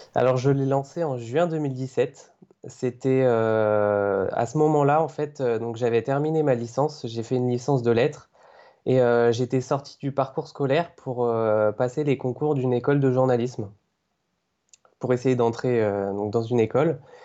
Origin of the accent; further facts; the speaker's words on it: Cévennes, near Montpellier, Occitania, France; moved away as an adult; also born or lived in Paris region; now in Paris, France; je suis en région parisienne depuis un an maintenant et avant ça j'étais chez mes parents du côté de Montpellier dans les Cévennes